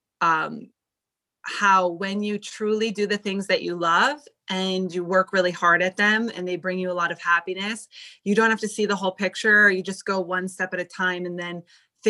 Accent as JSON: {"language": "English", "region": "New Jersey", "country": "United States", "tie": "born or raised there", "also_born_or_lived": "Connecticut / New York City, United States", "moved": "as an adult", "lives_now": "Beverly Hills, United States", "said": "I was born in New Jersey"}